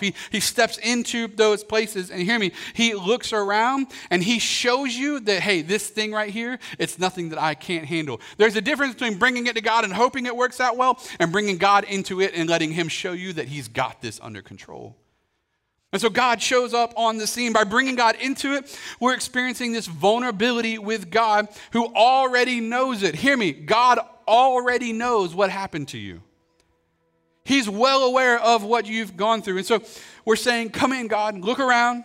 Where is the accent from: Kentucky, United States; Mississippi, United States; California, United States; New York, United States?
Kentucky, United States; growing up in Kentucky